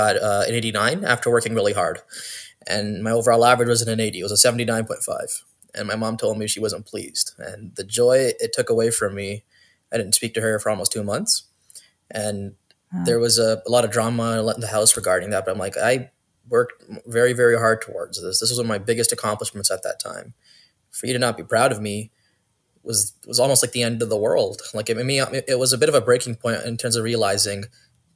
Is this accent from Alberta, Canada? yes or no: no; Brampton, Ontario, Canada; also born or lived in Toronto; I was born in Toronto and I'm raised in Brampton since 2000.